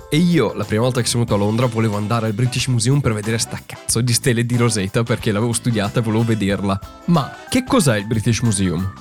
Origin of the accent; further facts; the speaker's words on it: Italy; now in London, United Kingdom; c'è molta arte molto bella nostra ed è un orgoglio anche vedere la nostra arte italiana lì